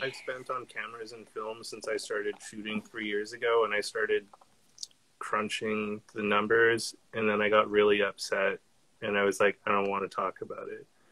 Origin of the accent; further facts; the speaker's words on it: Canada; we're Canadian